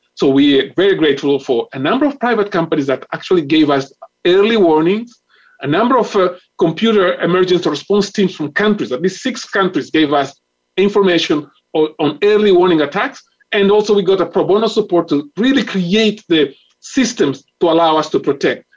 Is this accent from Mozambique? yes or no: yes; Mozambique; I am from Mozambique